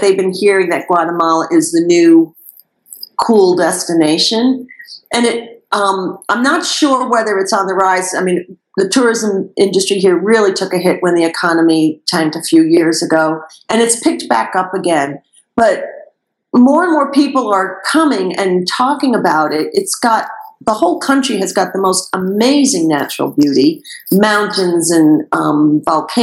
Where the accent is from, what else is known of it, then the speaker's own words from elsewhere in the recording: New York, United States; moved away; I'm a New Yorker